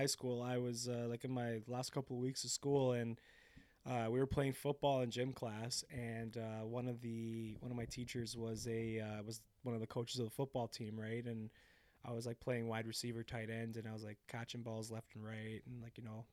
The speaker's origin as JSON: {"language": "English", "town": "Brampton", "region": "Ontario", "country": "Canada", "said": "I'm from Brampton"}